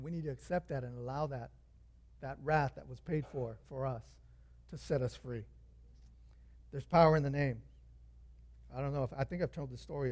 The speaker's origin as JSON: {"language": "English", "town": "Santa Fe Springs", "region": "California", "country": "United States", "tie": "born or raised there", "said": "I'm from Springs right here"}